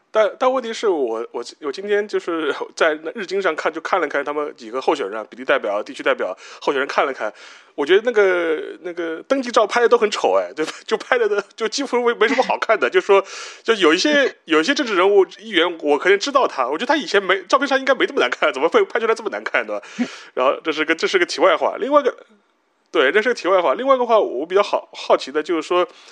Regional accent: China; 我们作为中国人有，就我们自己的立场

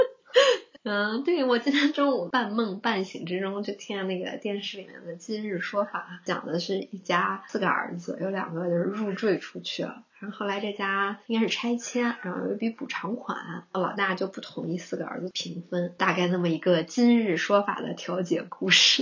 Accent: China; 圣诞节毕竟还是有点像我们中国人过年嘛。

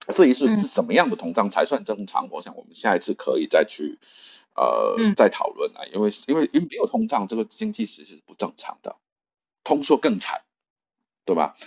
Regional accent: China; 我们中国人

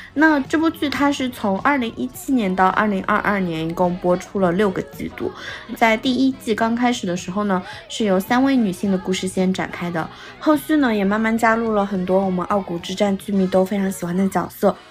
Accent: China; now in Milan, Italy; 我们作为中国人

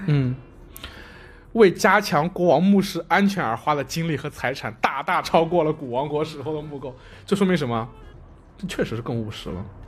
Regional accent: China; 就是我们中国人说的旱就是灾年

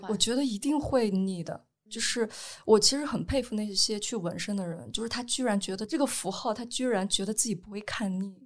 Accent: Henan, China; 我从小就是一种非常严厉的被管教，因为我是河南人

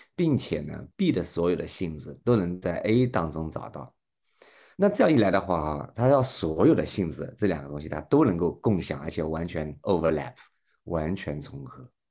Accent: China; 那同样，我们中国人呢

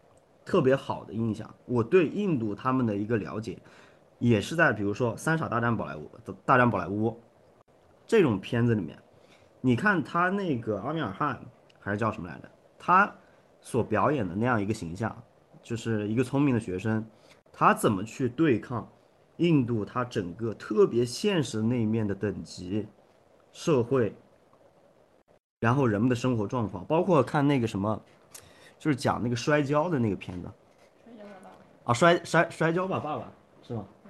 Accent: Shandong, China; 你比如说我我我我我山东人啊

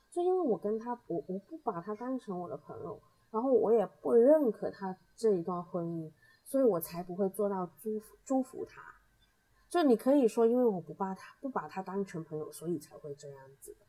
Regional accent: Hong Kong; 我们香港这边

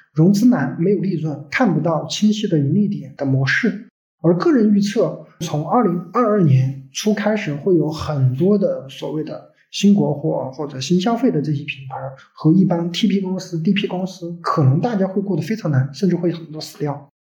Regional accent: Sichuan, China; also born or lived in Hangzhou / Guangzhou; 因为我是四川人

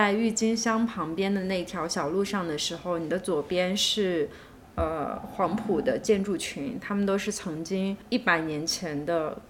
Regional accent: China; moved away as an adult; now in Shanghai, China; 我家乡就在上海不远的地方嘛，然后其次是我又来上海工作了好几年，也在这里生活过好几次

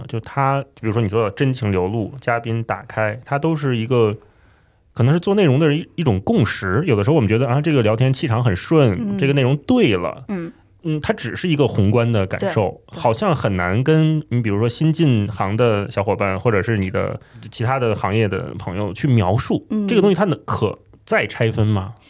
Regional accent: China; 因为我们大陆的孩子都是看康熙长大嘛

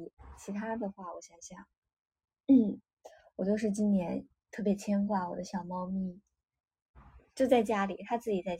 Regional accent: Shaanxi, China; moved away; also born or lived in Hangzhou; 我我因为小时候是在陕西过年，后来我爸妈来杭州，就是他们退休来杭州打工之后，我后来就是杭州过年，然后到现在去年回去是安徽过年。

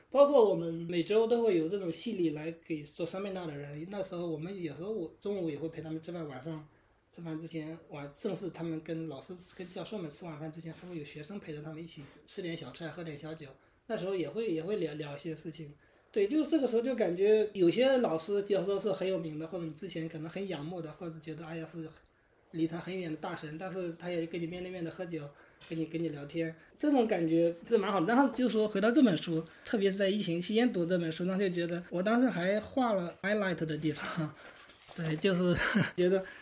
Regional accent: Shandong, China; moved away as an adult; now in United States; 我是山东人嘛

